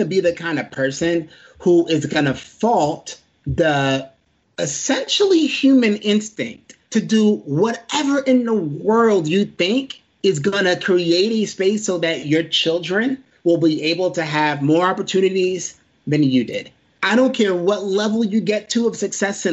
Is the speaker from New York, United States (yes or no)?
yes; New York City, New York, United States; moved away; a kid growing up in Brooklyn